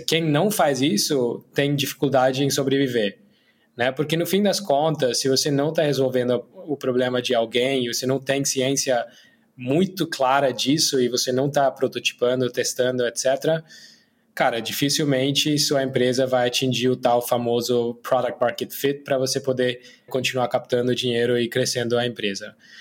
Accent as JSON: {"language": "Portuguese", "country": "India", "also_born_or_lived": "Brazil / United States", "second_language": "Portuguese", "moved": "as an adult", "said": "eu sou indiano, né? Mas morei minha vida adulta metade no Brasil, outra metade nos Estados Unidos"}